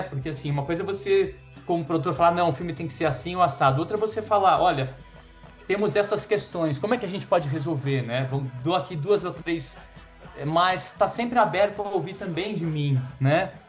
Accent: Brazil; eu sou brasileiro

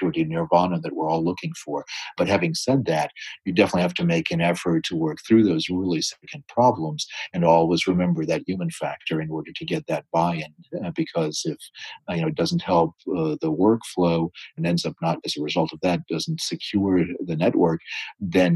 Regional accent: the East, East Coast, United States; I was born on the West, but I grew up in the East.

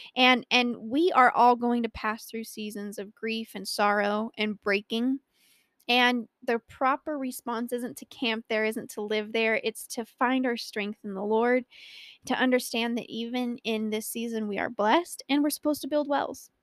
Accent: Colorado, United States; born or raised there

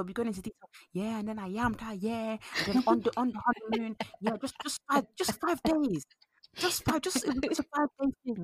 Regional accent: Nigeria; now in United Kingdom; I'm Nigerian

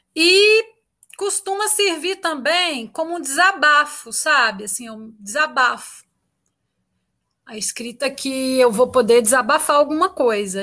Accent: Itaúna, Minas Gerais, Brazil; eu sou mineira, eu sou de Itaúna, de uma cidade do interior

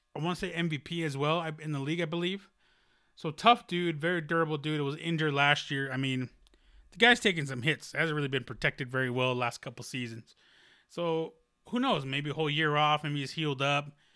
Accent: United States; being American, Mexican American

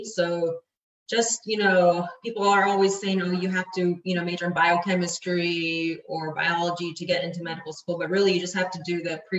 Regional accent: Plano, Texas, United States; I was born in Plano, Texas

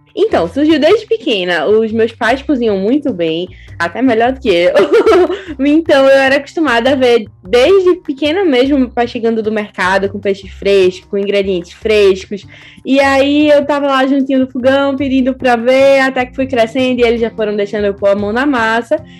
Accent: Recife, Pernambuco, Brazil; moved away as an adult; now in Lisbon, Portugal; sou de Recife

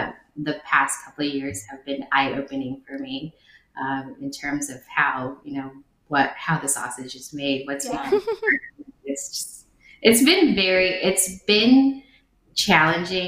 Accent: United States; English is a second language; also born or lived in Nha Trang, Vietnam; I grew up in America, you know, I was about 6 or 7. I was a teenager in America

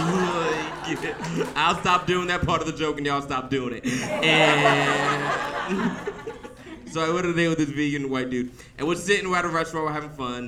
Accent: the South, United States; I grew up in the South

